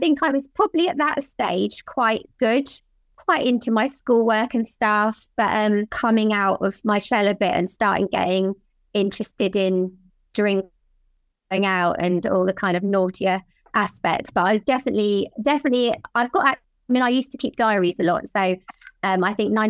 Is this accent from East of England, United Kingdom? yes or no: no; Worthing, South East England, United Kingdom; now in Hove, United Kingdom; It's just down the coast from where I am now in Hove.